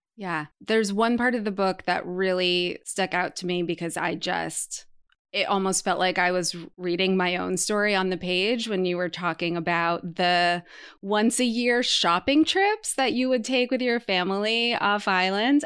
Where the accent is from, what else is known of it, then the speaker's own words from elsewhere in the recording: Martha's Vineyard, Massachusetts, United States; Emma and I come from the same hometown, the island of Martha's Vineyard.